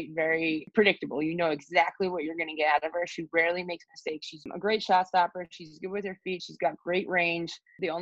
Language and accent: English; United States; I'm American